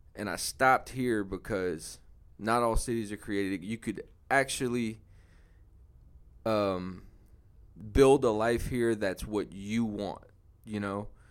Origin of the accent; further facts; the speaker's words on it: New Orleans, Louisiana, United States; moved away as an adult; now in Houston, United States; I'm from New Orleans, Louisiana. Came to Houston about seven years ago